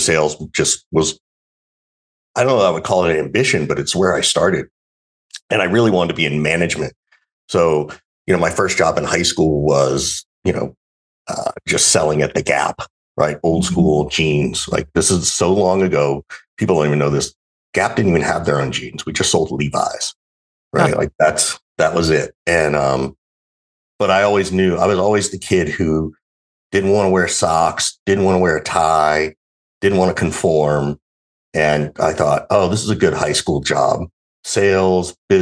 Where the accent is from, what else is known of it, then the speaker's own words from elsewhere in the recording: Macon, Georgia, United States; moved away as an adult; also born or lived in Arizona / Denver / Cleveland; now in San Francisco, United States; I grew up in Macon, Georgia